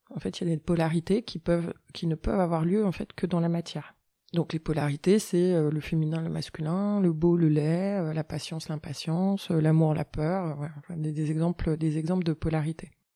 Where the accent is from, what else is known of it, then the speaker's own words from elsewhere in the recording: Annecy, Auvergne-Rhône-Alpes, France; je suis née à Annecy